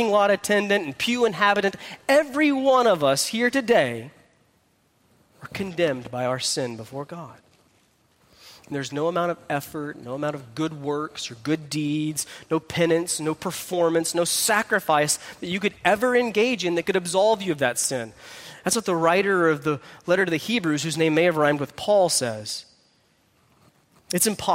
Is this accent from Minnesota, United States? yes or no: no; Texas, United States; I'm from Texas